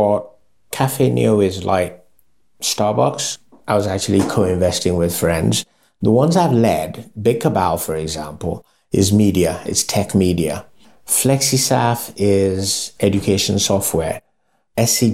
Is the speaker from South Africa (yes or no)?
no; Lagos, Nigeria; out of the Yorubas also, I am from Lagos